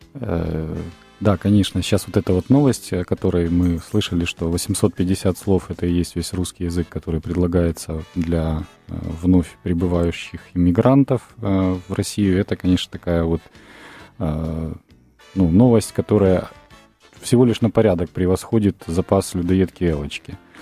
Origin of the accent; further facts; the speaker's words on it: Dnipro, Dnipropetrovsk Oblast, Ukraine; мой родной город Днепропетровск, а я сам родом из Днепропетровска